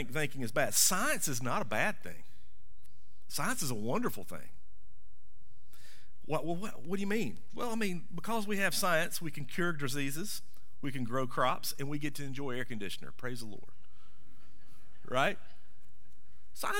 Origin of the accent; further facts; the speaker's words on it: the South, United States; I grew up in the South of the South.